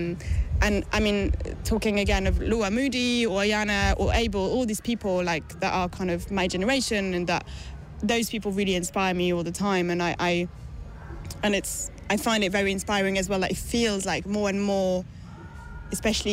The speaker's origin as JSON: {"language": "English", "town": "Paris", "region": "Île-de-France", "country": "France", "tie": "born or raised there", "moved": "yes", "said": "I was raised in France, in Paris"}